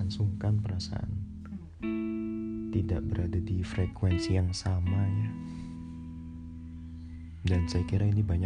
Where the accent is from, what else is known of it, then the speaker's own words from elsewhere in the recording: Jakarta, Indonesia; born there; saya ini lahir di Jakarta tapi saya tidak terlalu mengetahui dan mendalami adat budaya tradisi orang Betawi.